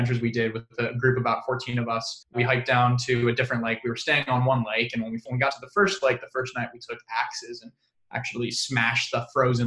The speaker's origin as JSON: {"language": "English", "town": "San Diego", "region": "California", "country": "United States", "tie": "born or raised there", "said": "I grew up in San Diego"}